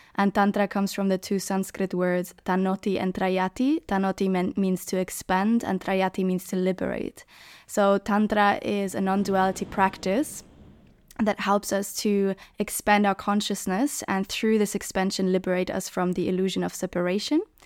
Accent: Germany; moved away; also born or lived in Hamburg / Berlin / Barcelona; growing up in Germany, Hamburg, Berlin

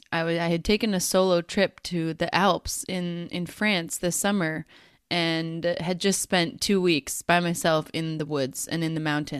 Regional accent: United States; now in Netherlands; So we, Sarah lives in Australia and I live in the Netherlands. We're both originally from the United States

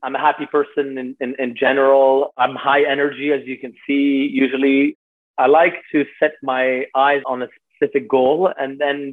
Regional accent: Switzerland; I grew up in Switzerland

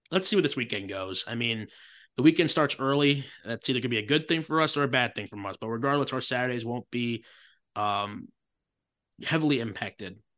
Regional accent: Chicago, Illinois, United States; I grew up in Chicago. I live in Big Ten country.

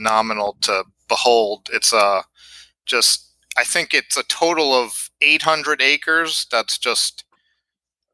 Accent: New York City, New York, United States; moved away as an adult; also born or lived in Naples, Florida; now in Babcock Ranch, United States; I'm born and raised in Queens, New York City, and I basically lived there all my life until the end of 2018

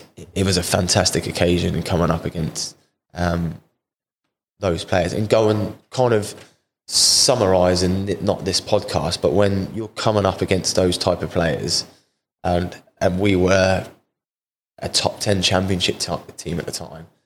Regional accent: Portsmouth, South East England, United Kingdom; moved away; also born or lived in Cardiff; I've signed here at Portsmouth back to my hometown club

